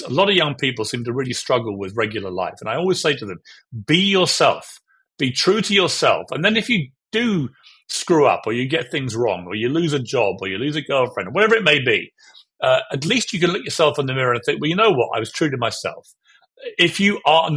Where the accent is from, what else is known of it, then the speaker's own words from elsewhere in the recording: United Kingdom; I have a view as a Brit